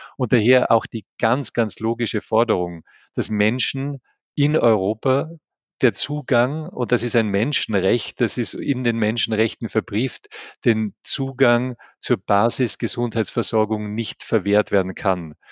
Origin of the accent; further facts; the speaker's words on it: Tyrol, Austria; ich bin ein Tiroler